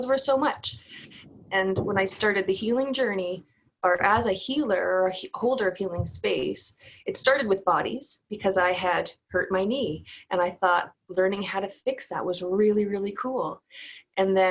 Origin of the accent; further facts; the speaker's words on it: Newfoundland and Labrador, Canada; accent: Newfoundland; moved away; also born or lived in Ontario; growing up in Newfoundland